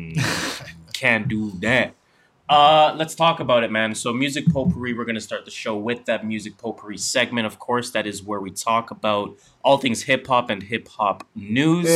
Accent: Canada; we are Canadian

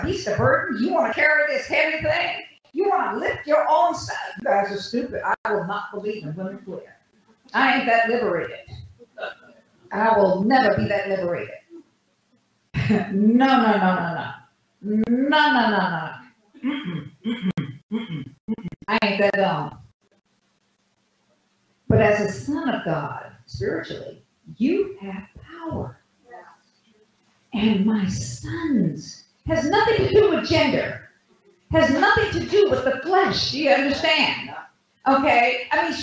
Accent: United States; I didn't come from Africa. I'm an American

